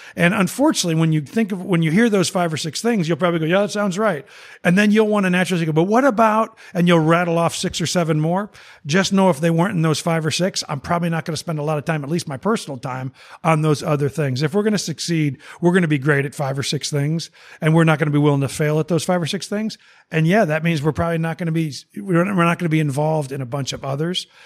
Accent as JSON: {"language": "English", "town": "Naperville", "region": "Illinois", "country": "United States", "said": "as a Chicagoan, as a Naperville guy"}